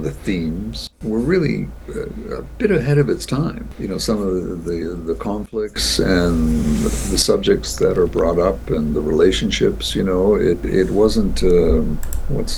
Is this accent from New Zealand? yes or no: no; Toronto, Ontario, Canada; now in Vancouver, Canada; Toronto's my hometown